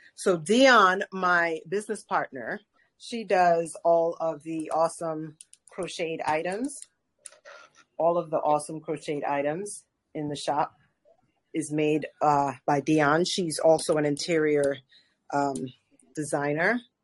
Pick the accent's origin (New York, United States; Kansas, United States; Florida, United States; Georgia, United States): New York, United States; now in Atlanta, United States; I'm from New York. I was born in New York, um, Caribbean and South American heritage